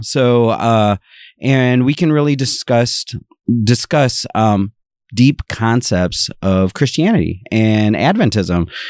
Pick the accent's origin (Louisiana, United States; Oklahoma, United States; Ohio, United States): Ohio, United States; moved away; I am originally from Ohio.